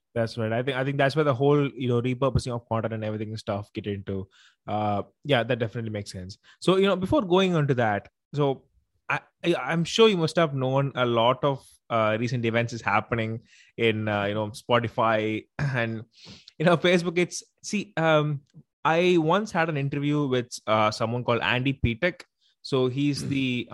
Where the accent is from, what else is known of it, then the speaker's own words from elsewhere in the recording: Tamil Nadu, India; I'm mm. from uh, you know India. I'm from Tamil Nadu actually, so I speak Tamil and everything